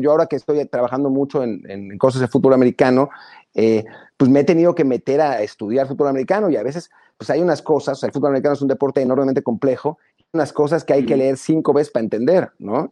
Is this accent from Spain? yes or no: no; Mexico; moved away; como mexicanos